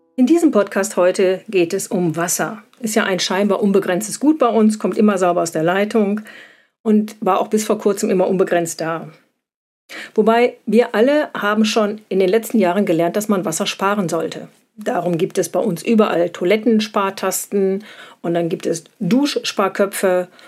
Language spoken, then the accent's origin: German; Germany; bei uns in Deutschland